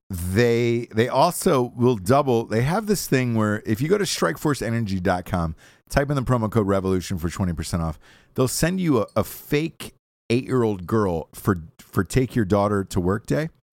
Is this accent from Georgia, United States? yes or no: yes; Georgia, United States; born or raised there